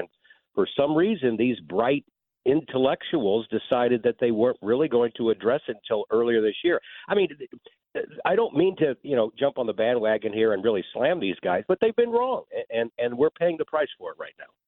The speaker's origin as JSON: {"language": "English", "town": "St. Louis", "region": "Missouri", "country": "United States", "tie": "born or raised there", "said": "I love my hometown. I'm from here"}